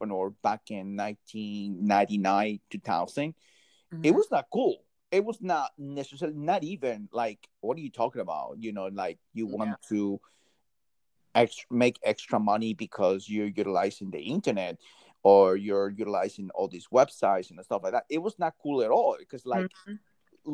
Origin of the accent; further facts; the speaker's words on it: New Jersey, United States; I'm from Jersey.